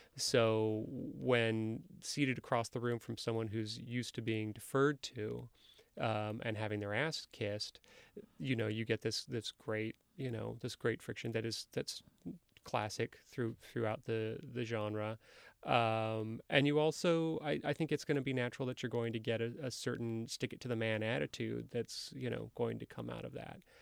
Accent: Livermore, California, United States; also born or lived in Oakland; I was born in Oakland. I grew up in the East Bay in a, in, in a, in a decidedly unviolent uh, suburb uh, called Livermore.

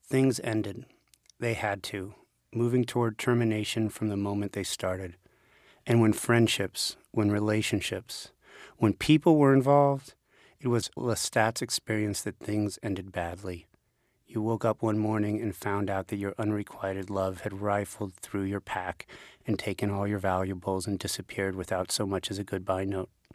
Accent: Las Vegas, Nevada, United States; moved away as an adult; I was born in Las Vegas

